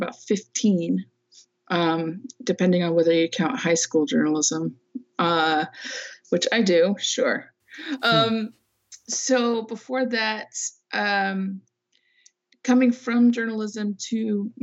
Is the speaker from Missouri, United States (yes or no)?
no; Fresno, California, United States; now in San Francisco Bay Area, United States; I was originally from the San Francisco Bay Area, like when I was a kid. But then we moved when I was 8 to the Central Valley, which is, you know, middle part of the state, flatlands